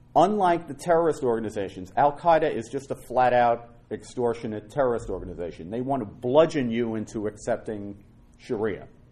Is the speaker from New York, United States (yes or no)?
yes; New York City, New York, United States; I'm a Irish Catholic guy from the Bronx